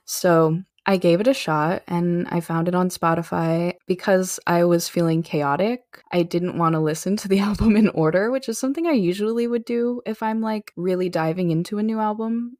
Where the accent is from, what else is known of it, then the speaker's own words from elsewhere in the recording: Arizona, United States; someone growing up in Arizona